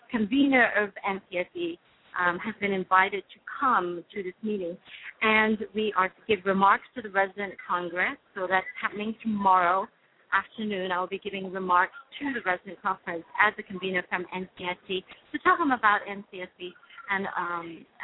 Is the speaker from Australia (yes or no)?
no; United Kingdom; accent: British; now in United States; my British accent will be on full force there